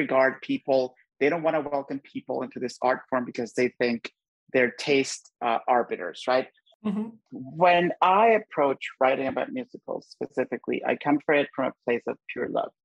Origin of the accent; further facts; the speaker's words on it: Honduras; I grew up in Honduras